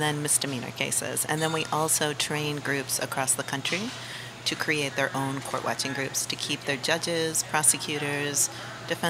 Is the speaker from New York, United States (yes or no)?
yes; New York City, New York, United States; I'm originally from Brooklyn.